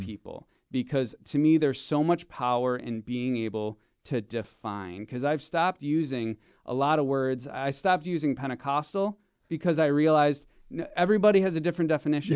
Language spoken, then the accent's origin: English; Marinette, Wisconsin, United States; I grew up in, in Northeast Wisconsin. I grew up in Marinette